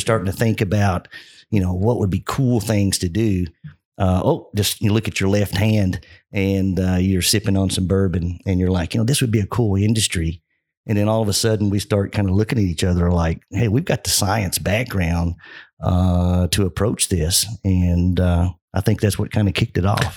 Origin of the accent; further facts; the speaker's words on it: Kentucky, United States; growing up in Kentucky